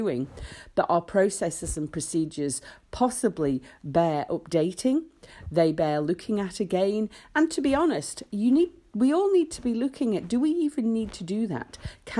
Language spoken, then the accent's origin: English; Isle of Man; I was born in the Isle of Man, and our national emblem, the three legs, which is on our flag, you know, is absolutely ingrained in us